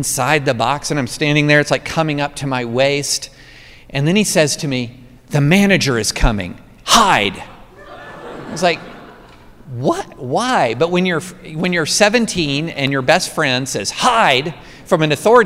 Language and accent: English; Georgetown, Kentucky, United States; I grew up in Central Kentucky, class of 87, Scott County High. I was at Scott County in Georgetown before Toyota